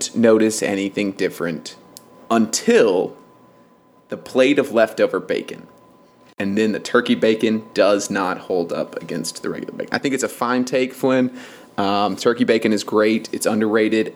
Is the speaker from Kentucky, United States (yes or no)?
yes; Kentucky, United States; We're from Kentucky